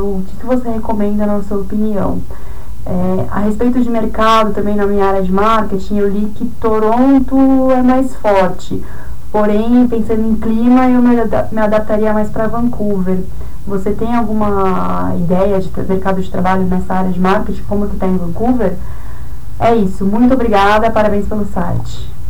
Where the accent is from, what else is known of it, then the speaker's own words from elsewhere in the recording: São Paulo, Brazil; eu sou de São Paulo